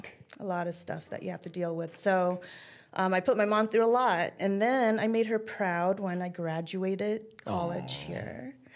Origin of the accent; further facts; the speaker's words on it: Long Beach, California, United States; now in Chandler, United States; So I was raised, and a lot of people don't know this, but I was raised in the east side of Long Beach. I am from the hood.